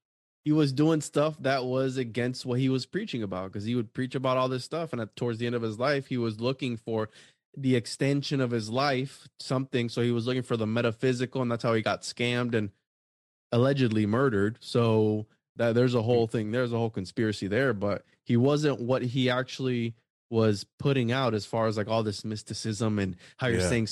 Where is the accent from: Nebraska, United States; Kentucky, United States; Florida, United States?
Florida, United States; also born or lived in Puerto Rico; I was born in Puerto Rico until I was like 6 or 7. Then I came to Florida.